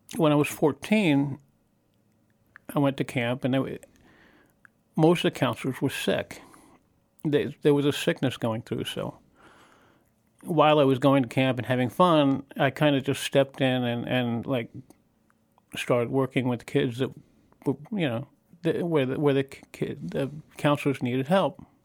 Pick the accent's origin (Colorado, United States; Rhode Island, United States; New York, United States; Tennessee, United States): New York, United States; moved away as an adult; also born or lived in Baltimore; I was born in Baltimore, but I grew up in New York